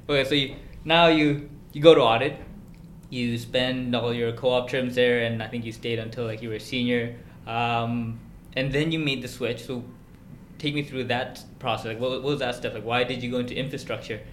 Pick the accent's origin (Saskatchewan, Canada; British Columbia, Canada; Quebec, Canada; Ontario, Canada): British Columbia, Canada; Vancouver; born or raised there